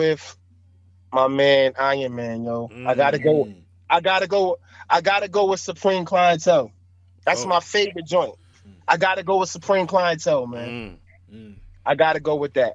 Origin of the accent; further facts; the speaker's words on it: New York City, New York, United States; I'm from Staten Island